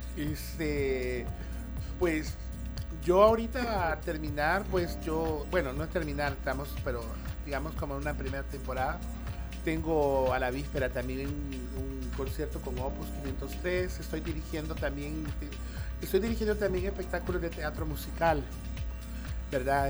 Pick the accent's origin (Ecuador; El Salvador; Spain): El Salvador